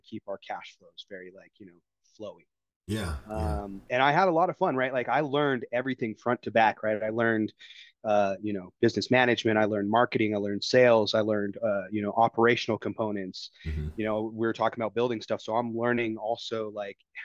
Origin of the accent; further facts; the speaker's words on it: Denver, Colorado, United States; now in Denver, United States; I got a job offer to come out, to move back out to Denver. I'm from Denver originally